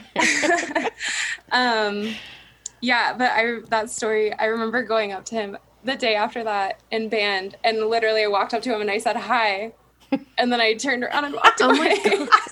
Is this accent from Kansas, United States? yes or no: yes; Derby, Kansas, United States; also born or lived in Topeka, Kansas / El Dorado, Kansas; moved to Derby, Kansas for most of my childhood and high school and everything